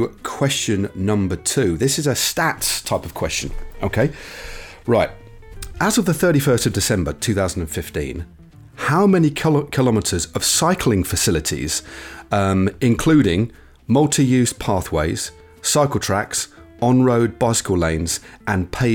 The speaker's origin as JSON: {"language": "English", "town": "Derby", "region": "East Midlands", "country": "United Kingdom", "tie": "born or raised there", "said": "my hometown of Derby"}